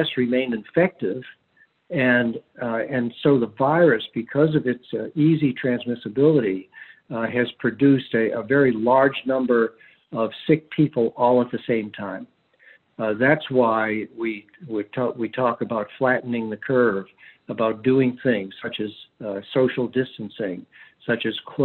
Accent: Charleston, South Carolina, United States; my hometown, which is Charleston, South Carolina

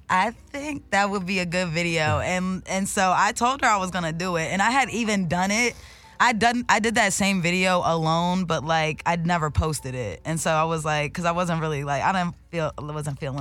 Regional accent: Delaware, United States; moved away as an adult; now in Los Angeles, United States; I'm actually from Delaware. That's on the East Coast

